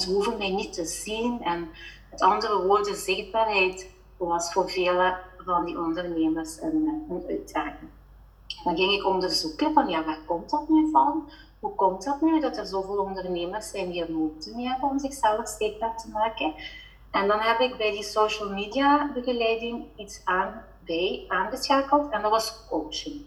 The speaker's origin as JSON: {"language": "Dutch", "area": "Belgian Limburg", "region": "Flanders", "country": "Belgium", "also_born_or_lived": "Netherlands", "accent": "Belgian Limburg", "said": "Ik woon inderdaad in eh, België. En mijn accentje te horen Belgisch-Limburg."}